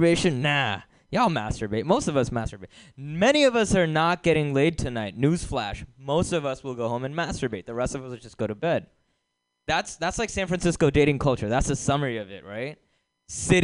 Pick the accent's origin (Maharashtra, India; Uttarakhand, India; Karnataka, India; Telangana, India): Telangana, India; Hyderabad; born or raised there; moved away as an adult; now in United States